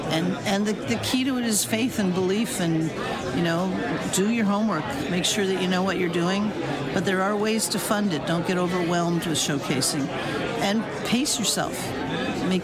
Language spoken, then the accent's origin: English; Montreal, Quebec, Canada; moved away as an adult; now in Toronto, Canada; I'm originally from Montreal, moved to Toronto 40 years ago, and as we always joke, we're still from Montreal, always will be.